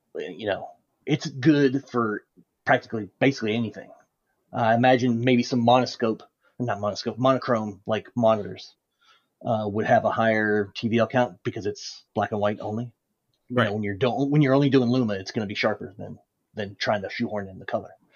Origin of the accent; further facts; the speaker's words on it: United States; being an American